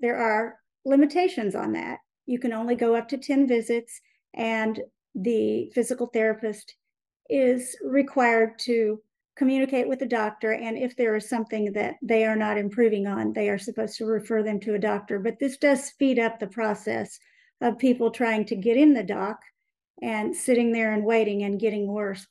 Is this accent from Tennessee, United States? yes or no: no; Independence, Missouri, United States; I am from Missouri, born and raised, grew up in Independence, went to Fort Osage High School